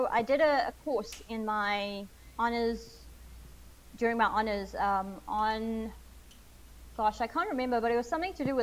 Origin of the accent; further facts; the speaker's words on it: South Africa; growing up in South Africa, there's a lot of pressure to get a job that pays after you finish um, university